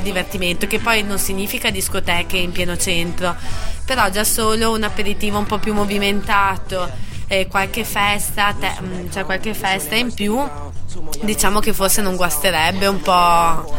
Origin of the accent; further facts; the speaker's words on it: near Bassano del Grappa, Veneto, Italy; moved away as an adult; now in Trento, Italy; sono di vicino a Bassano del Grappa.